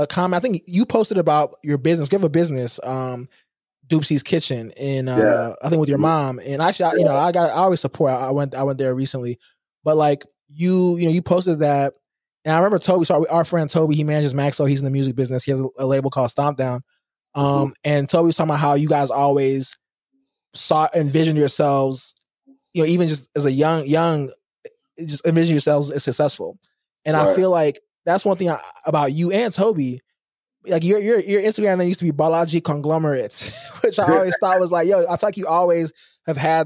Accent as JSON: {"language": "English", "town": "Houston", "region": "Texas", "country": "United States", "tie": "born or raised there", "also_born_or_lived": "Lagos, Nigeria", "said": "I was growing up in Houston"}